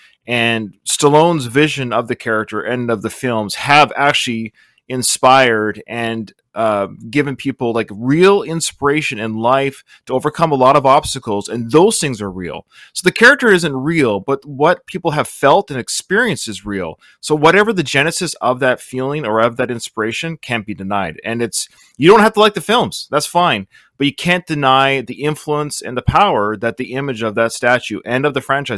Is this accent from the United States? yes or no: no; British Columbia, Canada; Yes. I'm from British Columbia, Canada. It's right above Seattle, is where I live.